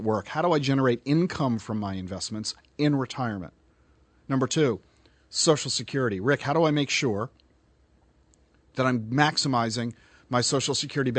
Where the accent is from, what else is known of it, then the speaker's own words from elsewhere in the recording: New Jersey, United States; moved away; I'm from South Jersey, not North Jersey